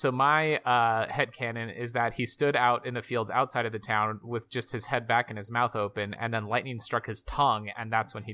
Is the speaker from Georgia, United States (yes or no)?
yes; Georgia, United States; from I'm good old from Georgia.